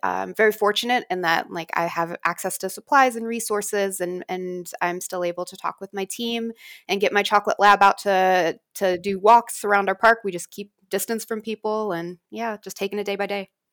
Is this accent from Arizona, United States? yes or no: yes; Tuba City, Arizona, United States; I grew up in Tuba City